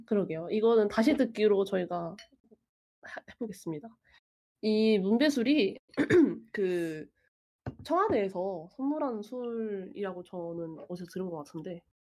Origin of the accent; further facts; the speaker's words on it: Seoul, South Korea; 저는 이게 아무것도 모르는 서울 사람이니까